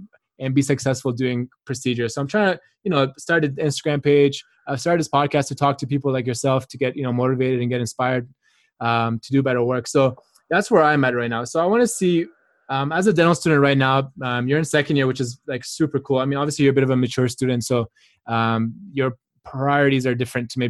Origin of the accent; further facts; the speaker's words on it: Canada; I grew up in Canada. I did my undergrad here as well.